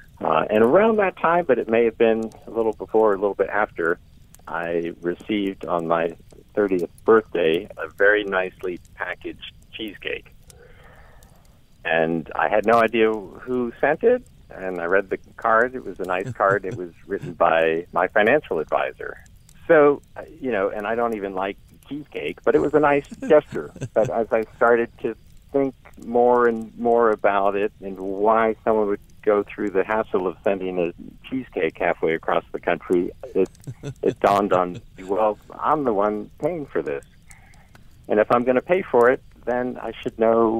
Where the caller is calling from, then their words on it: Eastern Shore of Maryland, United States; I'm calling from the Eastern Shore of Maryland.